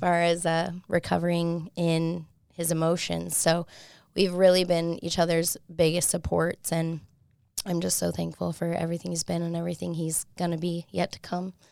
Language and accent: English; Salt Lake City, Utah, United States; I'm from Salt Lake